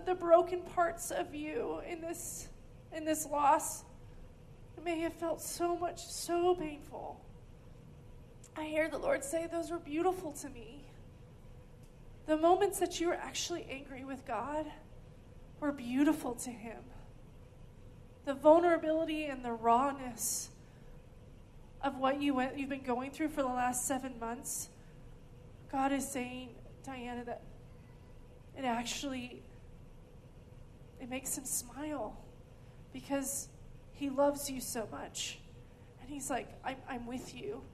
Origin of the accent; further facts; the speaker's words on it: California, United States; also born or lived in Oklahoma; now in Redding, United States; I grew up in California, and I moved to Oklahoma, but Oklahoma's home. My family's from here.